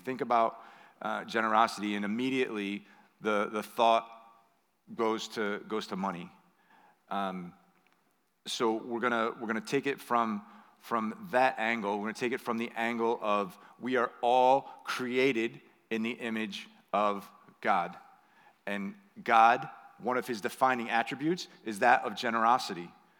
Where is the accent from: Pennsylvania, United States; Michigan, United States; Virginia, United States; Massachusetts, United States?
Massachusetts, United States; Belmont; I had learned things in Europe and in Mexico and in my hometown in Belmont, Massachusetts.